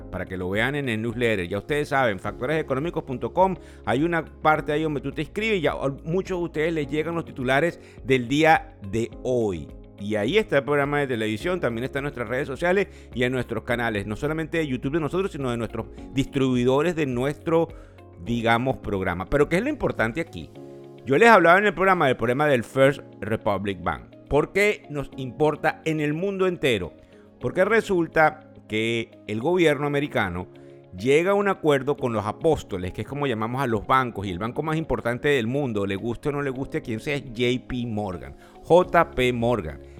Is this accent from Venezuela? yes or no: yes; Venezuela; Eh, bueno, estamos muy contentos de que muchos somos venezolanos y eso es bien importante